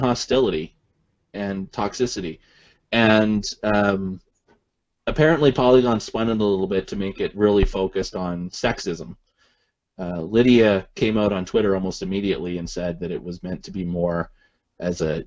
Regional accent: Canada; I'm Canadian

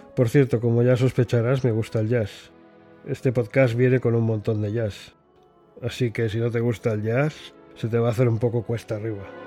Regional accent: Barcelona, Catalonia, Spain; moved away as an adult; also born or lived in England; now in United Kingdom; Soy español de nacimiento y británico de adopción. Natural de Barcelona.

